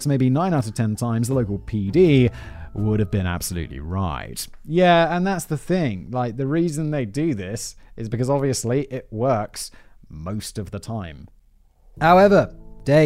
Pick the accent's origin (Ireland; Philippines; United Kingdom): United Kingdom; as a British person